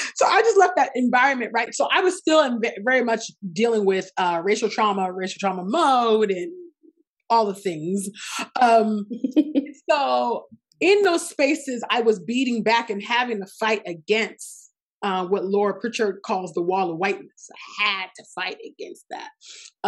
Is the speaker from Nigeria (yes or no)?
yes; Nigeria; I'm Nigerian